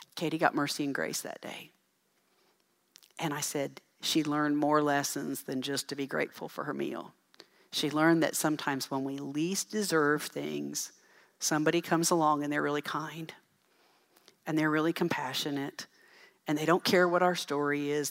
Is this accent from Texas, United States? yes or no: yes; Dell City, Texas, United States; I grew up in Dell City